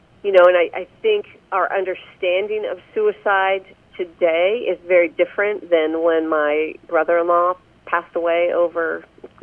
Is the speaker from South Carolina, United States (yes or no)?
no; Pennsylvania, United States; now in Indiana, United States; I grew up back in Pennsylvania